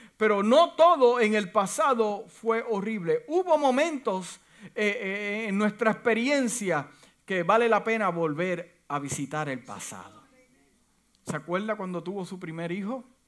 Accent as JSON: {"language": "Spanish", "country": "Puerto Rico", "moved": "as an adult", "said": "yo llegué de, la isla de Puerto Rico en el 1900, wow, 1900. En el 1991, yo la pasé fuerte porque es un choque de cultura"}